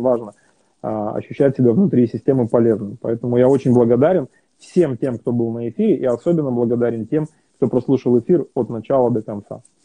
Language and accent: Russian; Kazakhstan; moved away; also born or lived in Europe; я в Казахстане родился и вырос